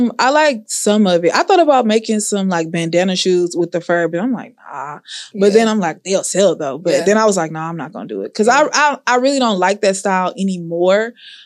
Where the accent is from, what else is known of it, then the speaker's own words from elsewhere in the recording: Houston, Texas, United States; I'm from Houston.